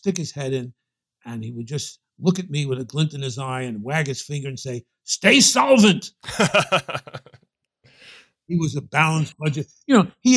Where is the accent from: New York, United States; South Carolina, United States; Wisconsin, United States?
New York, United States; New York City; accent: Brooklyn; my New York accent, by which I always took to mean my Brooklyn accent